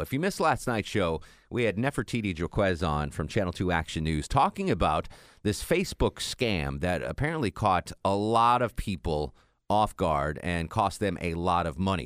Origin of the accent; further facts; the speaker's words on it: New England, United States; now in Atlanta, United States; growing up in New England